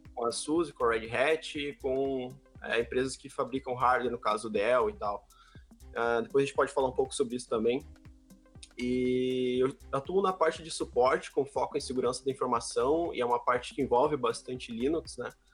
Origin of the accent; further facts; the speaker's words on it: Sapiranga, Rio Grande do Sul, Brazil; sou aqui de Sapiranga, conterrâneo do Dio